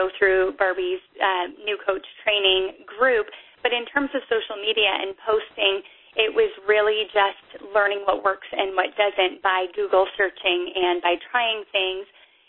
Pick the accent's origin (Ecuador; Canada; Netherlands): Canada; But I wasn't allowed to become a coach because I'm Canadian